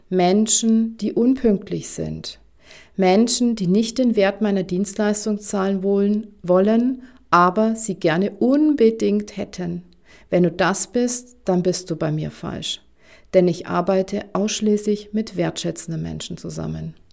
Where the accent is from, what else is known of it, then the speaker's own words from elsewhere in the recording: Bavaria, Germany; Mein Mann und ich, wir werden irgendwann mal in die Provence ziehen. Und wie man an meinem süßen Akzent hören kann, komme ich ursprünglich aus Bayern.